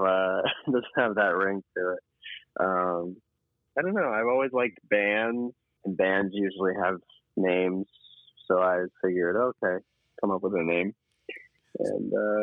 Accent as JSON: {"language": "English", "town": "Miami", "region": "Florida", "country": "United States", "tie": "born or raised there", "moved": "as an adult", "lives_now": "New York, United States", "said": "I'm born and raised in Miami, actually."}